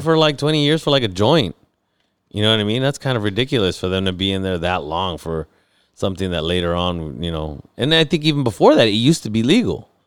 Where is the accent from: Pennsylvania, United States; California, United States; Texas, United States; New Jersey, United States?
California, United States; San Diego; I grew up in San Diego